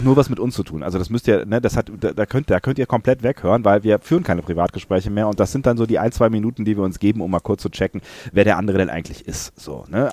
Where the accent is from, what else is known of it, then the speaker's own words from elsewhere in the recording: near Langerwehe, near Aachen, North Rhine-Westphalia, Germany; moved away; Langerwehe, nah an meiner alten Heimat